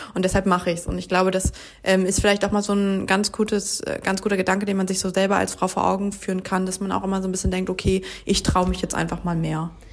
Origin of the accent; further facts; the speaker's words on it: Germany; bei uns in Deutschland